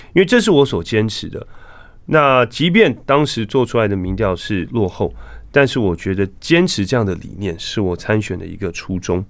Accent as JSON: {"language": "Chinese", "region": "Taipei", "country": "Taiwan", "tie": "born or raised there", "also_born_or_lived": "Silicon Valley, California / Pennsylvania", "moved": "as an adult", "said": "我其实是在台北出生，长大，嗯。念书，哦，就是师大附中、国中部，后来到建中、政大"}